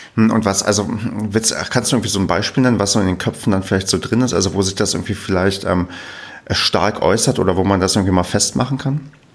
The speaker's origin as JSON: {"language": "German", "region": "East Germany", "country": "Germany", "tie": "born or raised there", "said": "Ich bin ähm, im Osten groß geworden, wie man so schon sagt. Also ich bin in der, auch noch in der ehemaligen DDR geboren"}